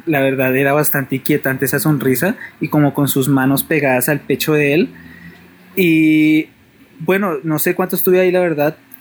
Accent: Bogotá, Colombia; yo soy de Bogotá, vivía en una casa

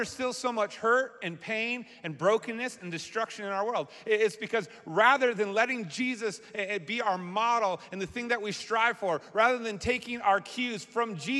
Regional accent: Massachusetts, United States; now in Michigan, United States; I grew up in Massachusetts

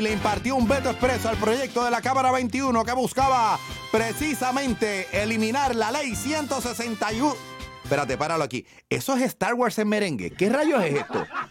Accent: San Juan, Puerto Rico; yo soy de Río Piedra

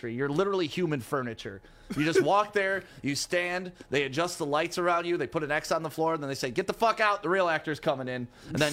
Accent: Detroit, Michigan, United States; I'm from Detroit

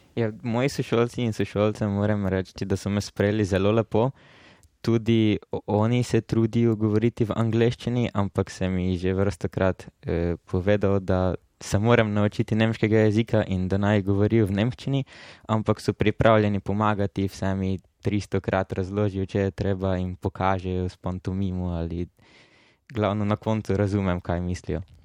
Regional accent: Murska Sobota, Slovenia; prihajam iz Murske sobote

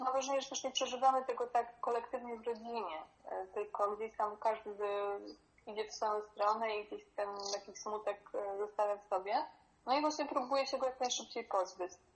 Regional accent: Poland; moved away as an adult; also born or lived in Berlin; wyrosłam w tym kraju

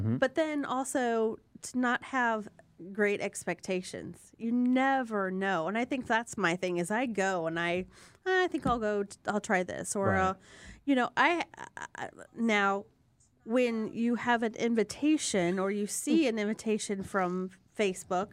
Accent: Fort Wayne, Indiana, United States; I'm from Fort Wayne

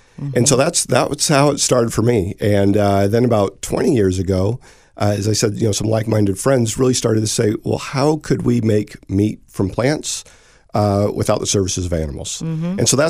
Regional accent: St. Louis, Missouri, United States; moved away as an adult; also born or lived in California; I was born and raised in St. Louis, but then I lived all over the world.

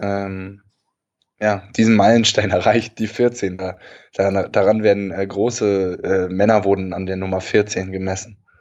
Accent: Germany; bei uns in Deutschland

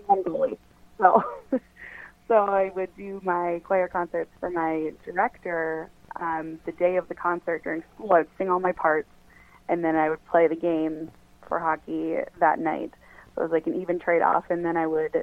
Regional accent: Minnesota, United States; I'm from Minnesota, so if you don't play hockey, people probably think you're a little strange

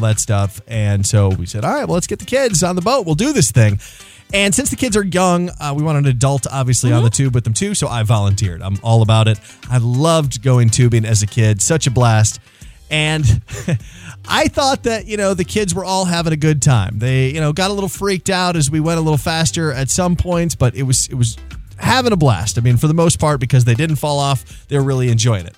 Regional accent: Houghton Lake, Michigan, United States; moved away; my hometown of Houghton Lake, Michigan

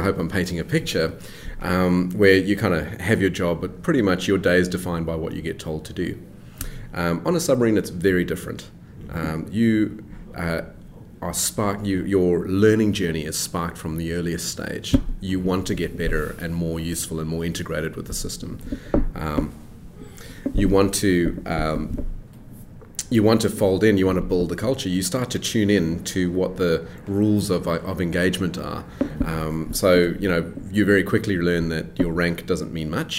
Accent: South Africa; I was born and raised in South Africa

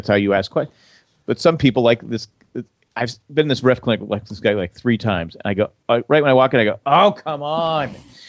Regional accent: United States; I'm an American.

